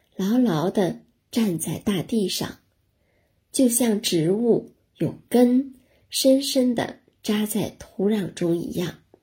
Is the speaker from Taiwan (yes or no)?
no; China; 我们中国人是重仁重义的